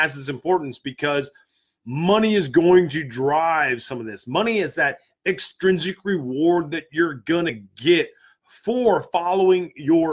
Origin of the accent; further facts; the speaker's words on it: United States; I'm American through and through. I've served my country.